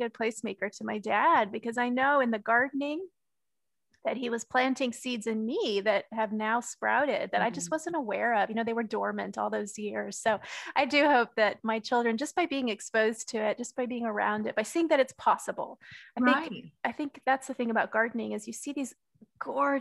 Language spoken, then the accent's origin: English; Texas, United States; I grew up in Texas, and my father was a gardener